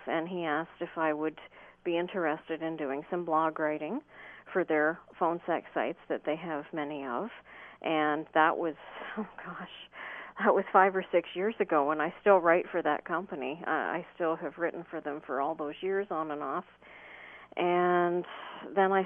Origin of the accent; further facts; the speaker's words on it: Ontario, Canada; I'm from Ontario, Canada.